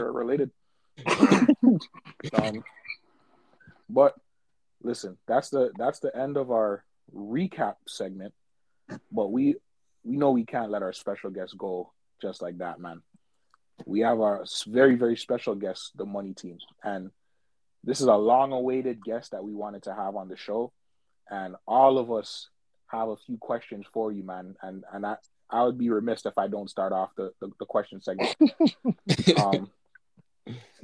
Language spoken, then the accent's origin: English; Missouri, United States; I'm from Missouri. I'm from the Show Me State